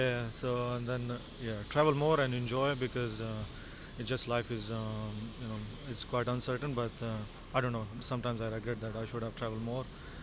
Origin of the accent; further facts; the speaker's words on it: India; now in Melbourne, Australia; I'm Indian